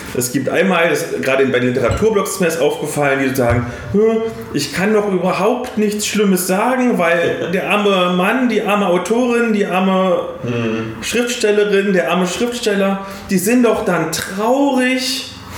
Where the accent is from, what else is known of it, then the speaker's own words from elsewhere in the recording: Bavaria, Germany; bei uns in Bayern